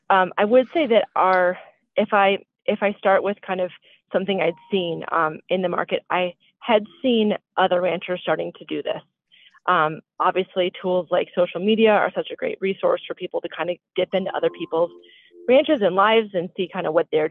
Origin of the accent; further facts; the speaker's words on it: Colorado, United States; also born or lived in Connecticut; I grew up in Colorado with horses